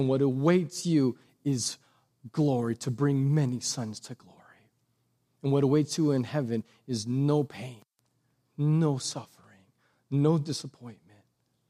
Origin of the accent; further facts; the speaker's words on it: Texas, United States; because quite honestly, that's just your civic duty as a Texan. I'm Republican. I go to church. Like, I'm a Christian.